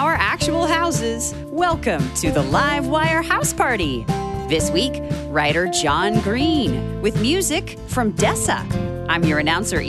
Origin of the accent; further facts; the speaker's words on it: Georgia, United States; moved away; Georgia, my home state